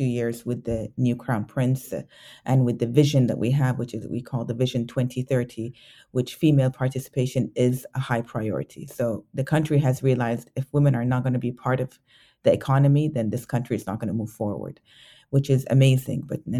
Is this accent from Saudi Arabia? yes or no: yes; Saudi Arabia; My baby's 4 months old. I'm from Saudi Arabia. I started my journey in discovering myself.